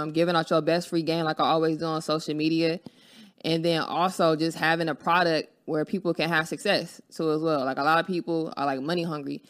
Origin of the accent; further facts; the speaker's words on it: Los Angeles, California, United States; I'm from Los Angeles, California. I grew up on, you know, Florence and um, Van, Vaness